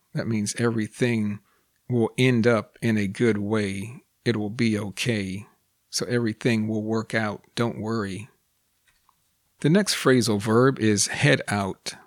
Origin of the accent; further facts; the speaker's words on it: United States; first language English; I am also a native English speaker born and raised in the United States